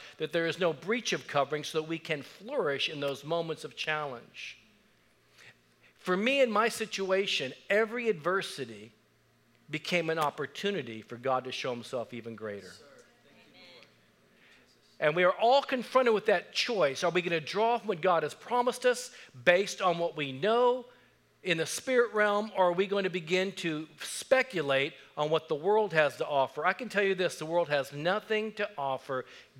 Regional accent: Japan; born there; I was born in Japan. My mother was Japanese. My dad was from Texas. My stepdad was also from Texas. They were military.

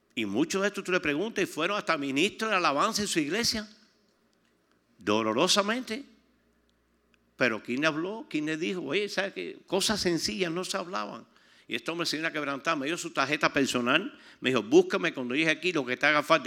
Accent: Pinar del Río, Cuba; Yo estoy de Pinar del Río

